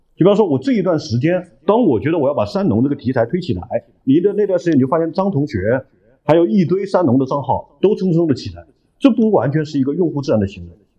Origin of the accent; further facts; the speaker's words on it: Hunan, China; 也是我，湖南人